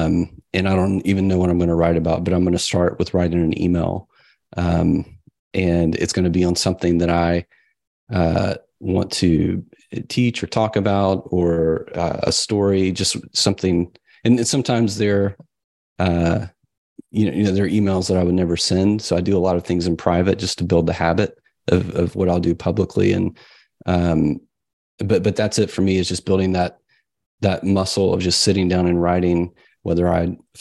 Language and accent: English; the South, United States; I grew up in the South. It was kind of a strict religious upbringing.